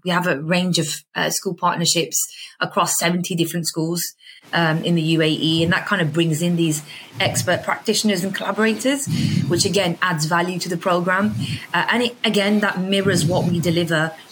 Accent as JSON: {"language": "English", "town": "Birmingham", "region": "West Midlands", "country": "United Kingdom", "tie": "born or raised there", "moved": "as an adult", "lives_now": "Dubai, United Arab Emirates", "said": "it's where I, I was born and I was raised"}